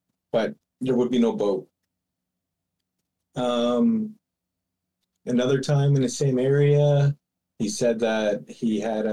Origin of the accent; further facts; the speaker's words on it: near Cobden Lake, Ontario, Canada; the one around my hometown was the Mussie